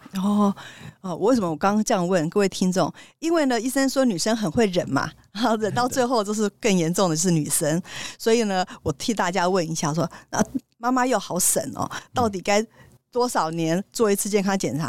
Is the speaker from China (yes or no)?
no; Taiwan; 我们台湾人很可爱啊